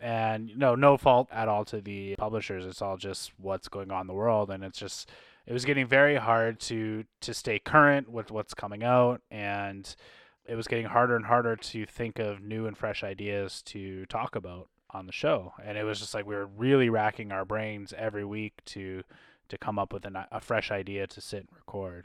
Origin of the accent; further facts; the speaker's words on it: Canada; being Canadian content creators